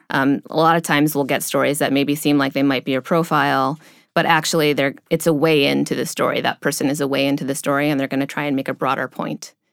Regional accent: Cleveland, Ohio, United States; I grew up in the Midwest, um, uh, near Cleveland, Ohio

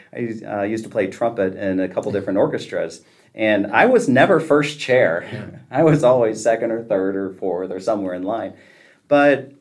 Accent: Houston, Texas, United States; moved away as an adult; now in Oklahoma City, United States; growing up in Houston

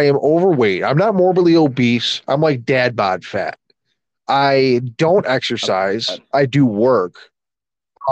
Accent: United States; I'm an American

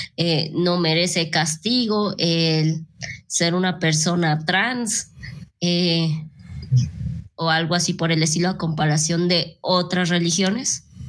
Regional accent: Mexico; yo no personal fui bautizada, entonces aquí como que todos empezamos con, con esa religión impuesta

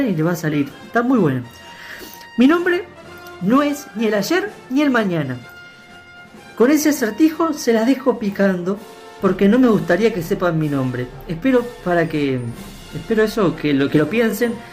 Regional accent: San José, Uruguay; posteriormente volveré a Uruguay para visitar a mi familia ahí en en San José. Vivo en San José y tengo toda la familia ahí

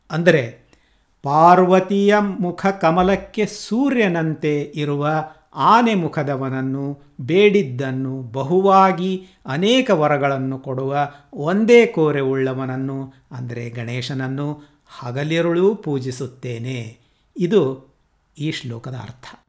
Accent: Kannadiga, Karnataka, India; ನಾವು ಕನ್ನಡಿಗರು

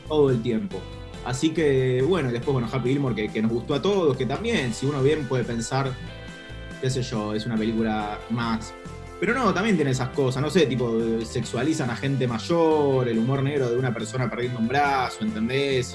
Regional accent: Buenos Aires, Argentina; tuvo la infancia y la adolescencia en los 90, me educó la televisión y, como persona porteña de clase media

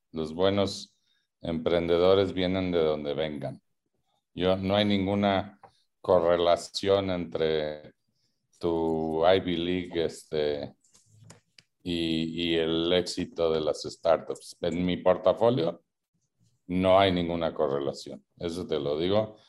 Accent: Mexico; los mexicanos

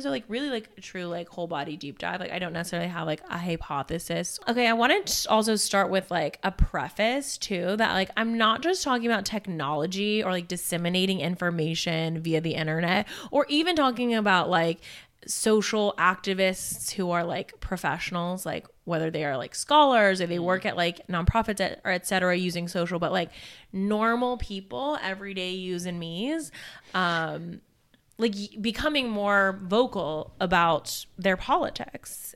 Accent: Alabama, United States; I'm from Alabama

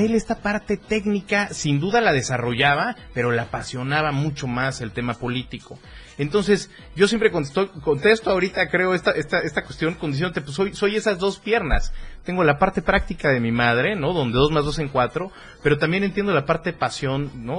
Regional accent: Tuxtla Gutiérrez, Chiapas, Mexico; nacido en Tuxla Gutiérrez

